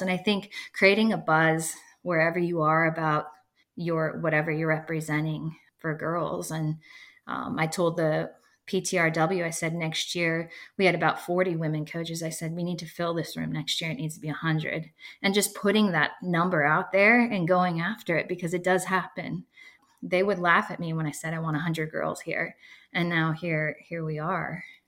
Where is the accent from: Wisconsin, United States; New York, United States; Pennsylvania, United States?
Pennsylvania, United States; Erie; now in Bradenton, United States; growing up in Erie, Pennsylvania